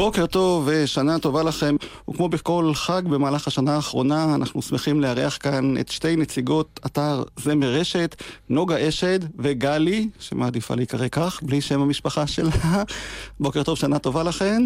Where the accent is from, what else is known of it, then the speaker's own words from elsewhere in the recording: Degania Alef, Northern District, Israel; שרתי שנים בקיבוץ שבו נולדתי, דגניה א'